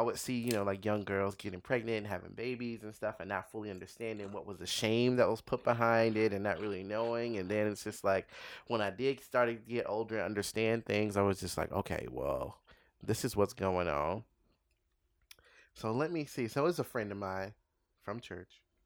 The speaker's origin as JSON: {"language": "English", "town": "Los Angeles", "region": "California", "country": "United States", "tie": "born or raised there", "said": "L A, it was out here"}